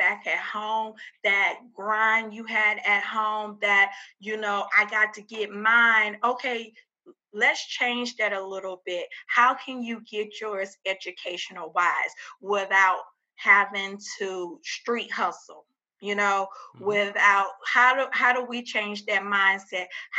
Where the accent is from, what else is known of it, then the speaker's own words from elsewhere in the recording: Louisiana, United States; now in Texas, United States; I'm from Louisiana, I know how it is to grow up in Louisiana and our education system.